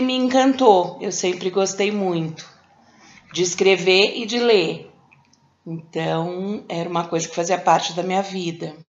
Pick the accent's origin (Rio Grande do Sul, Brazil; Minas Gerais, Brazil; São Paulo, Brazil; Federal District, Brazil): São Paulo, Brazil; eu sou de São Paulo